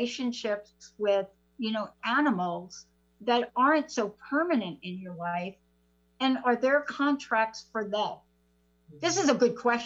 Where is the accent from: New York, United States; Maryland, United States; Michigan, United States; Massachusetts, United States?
New York, United States; New York City; accent: New York; I'm from the Bronx